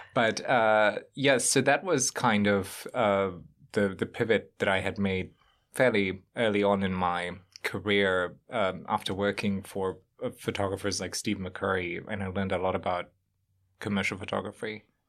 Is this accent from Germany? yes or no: yes; Germany; moved away as an adult; also born or lived in Bosnia; now in New York, United States; I, uh, grown up in Germany for a better part of my life